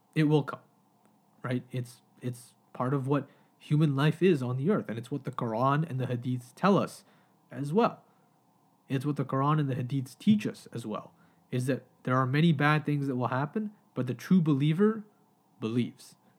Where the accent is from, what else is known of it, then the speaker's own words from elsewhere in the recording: Pakistan; now in Canada; as a Pakistani man